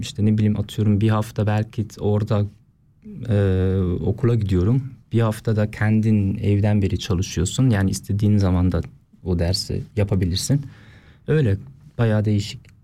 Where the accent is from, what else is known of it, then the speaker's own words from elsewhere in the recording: Oftringen, Aargau, Switzerland; okula gittim Oftringen'den.